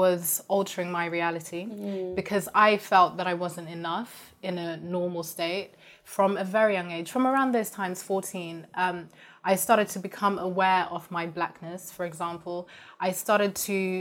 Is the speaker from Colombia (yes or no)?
no; Zimbabwe; moved away; also born or lived in Kent, England; I'm from Zimbabwe